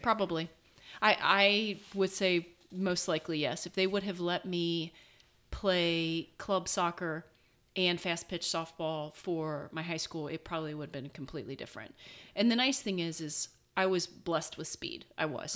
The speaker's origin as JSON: {"language": "English", "town": "Cincinnati", "region": "Ohio", "country": "United States", "tie": "born or raised there", "said": "growing up in Cincinnati, it is a big city"}